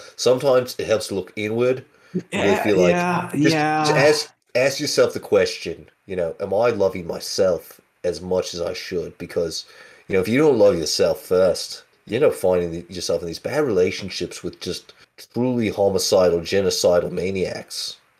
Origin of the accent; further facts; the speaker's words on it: Minnesota, United States; Oh sure, yeah, we're from Minnesota.